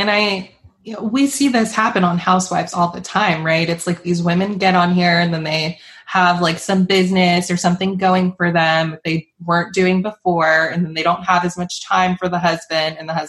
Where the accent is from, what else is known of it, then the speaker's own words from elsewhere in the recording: Charleston, South Carolina, United States; I'm from Charleston and I live here